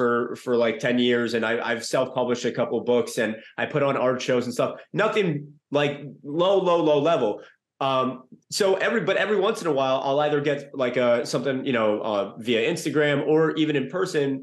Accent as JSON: {"language": "English", "town": "New York City", "region": "New York", "country": "United States", "tie": "born or raised there", "said": "growing up in New York City"}